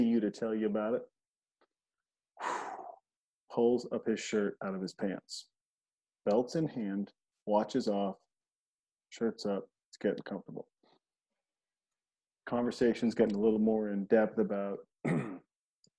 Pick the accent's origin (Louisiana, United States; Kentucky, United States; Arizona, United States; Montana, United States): Montana, United States; I'm from Montana